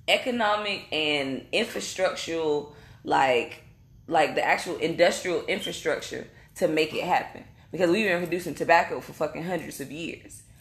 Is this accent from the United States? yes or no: yes; North Carolina, United States; I'm from North Carolina, and I'm saying in the North Carolina, our soil is rich.